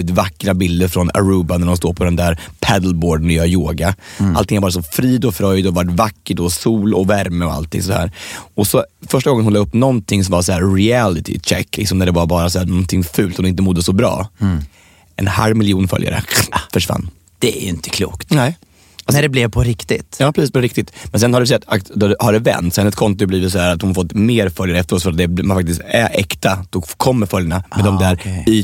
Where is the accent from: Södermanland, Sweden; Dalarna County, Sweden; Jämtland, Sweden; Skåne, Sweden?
Södermanland, Sweden; Jag har ju varit i i, eh, i, mycket ute i Sörmland har jag varit och mm. föreläst. I mina hemtrakter?